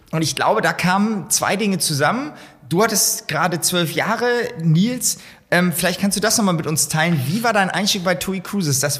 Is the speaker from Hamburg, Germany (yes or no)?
yes; Hamburg, Germany; als Hamburger